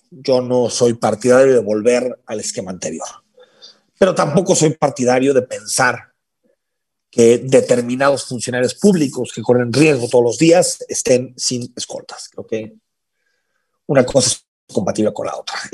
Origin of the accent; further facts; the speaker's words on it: Mexico; Si esa es la situación por la que tiene que aguantar, somos todos los mexicanos, qué desgracias.